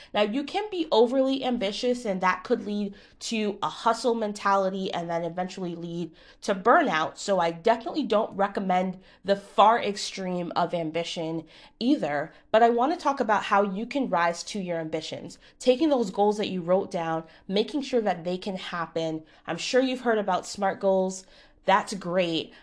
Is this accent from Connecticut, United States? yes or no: yes; Connecticut, United States; I'm from Connecticut